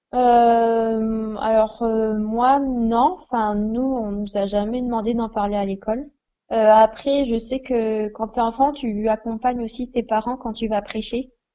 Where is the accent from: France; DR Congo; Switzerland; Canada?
France; Besançon, Bourgogne-Franche-Comté; j'ai 23 ans et j'ai grandi donc à Besançon